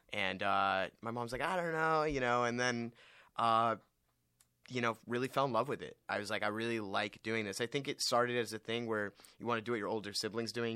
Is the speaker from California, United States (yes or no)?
yes; Westlake Village, California, United States; I'm from Westlake Village, California